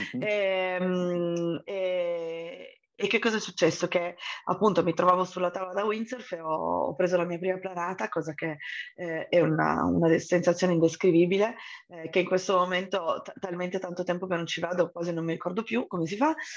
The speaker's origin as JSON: {"language": "Italian", "town": "Turin", "region": "Piedmont", "country": "Italy", "said": "sono originaria di Torino"}